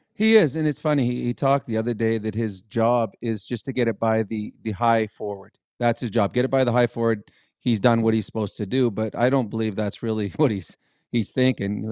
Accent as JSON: {"language": "English", "town": "Edmonton", "region": "Alberta", "country": "Canada", "tie": "born or raised there", "said": "I grew up in Edmonton"}